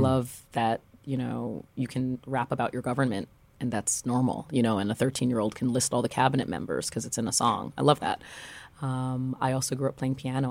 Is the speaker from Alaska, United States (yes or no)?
no; New York City, New York, United States; also born or lived in Paris; I grew up in Brooklyn